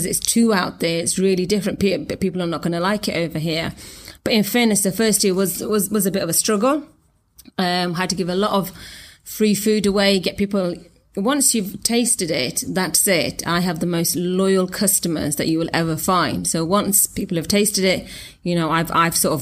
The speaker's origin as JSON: {"language": "English", "town": "Nottingham", "region": "East Midlands", "country": "United Kingdom", "tie": "born or raised there", "moved": "as an adult", "lives_now": "Belfast, United Kingdom", "said": "I was born in Nottingham, and I moved over here nearly just under 4 years ago"}